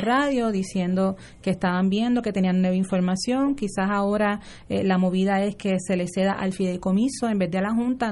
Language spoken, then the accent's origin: Spanish; Puerto Rico; Senia y yo somos residentes de Río Piedras